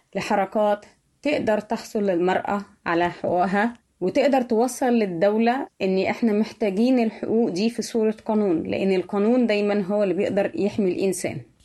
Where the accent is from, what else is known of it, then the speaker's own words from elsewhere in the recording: Egypt; moved away as an adult; now in Turkey; عشت في مصر أكتر من 35 سنة من عمري وعشت آخر خمس سنين في تركيا